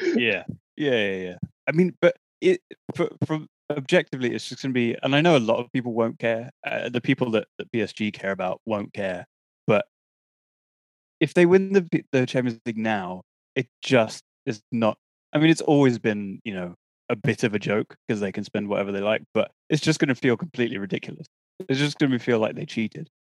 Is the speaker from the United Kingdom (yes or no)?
yes; England, United Kingdom; to be English, very proud of my compatriots